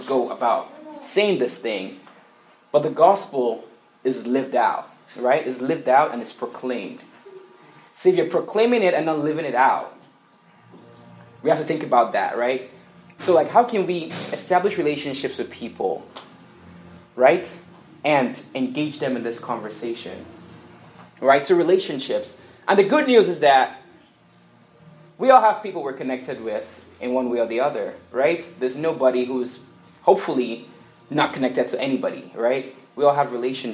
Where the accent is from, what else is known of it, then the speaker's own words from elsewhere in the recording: Nigeria; moved away; I grew up in Nigeria, and what is big in Nigeria is soccer